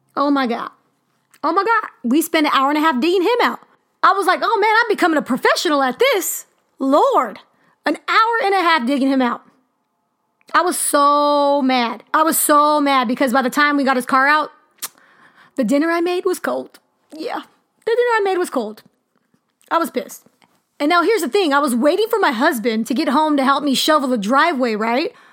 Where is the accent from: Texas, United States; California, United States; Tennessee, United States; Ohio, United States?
California, United States; moved away as an adult; also born or lived in Wyoming; now in Missouri, United States; I'm from California